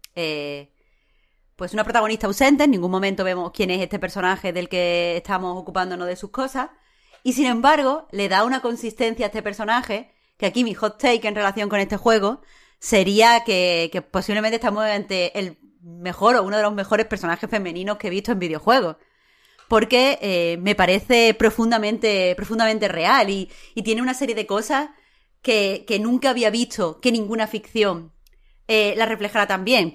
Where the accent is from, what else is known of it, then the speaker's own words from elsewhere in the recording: Andalusia, Spain; como mujer, o como persona en España, o como andaluza